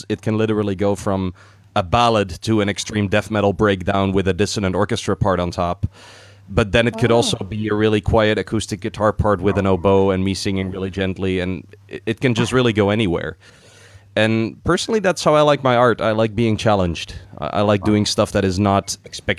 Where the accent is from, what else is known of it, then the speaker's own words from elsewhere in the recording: Netherlands; I'm from the Netherlands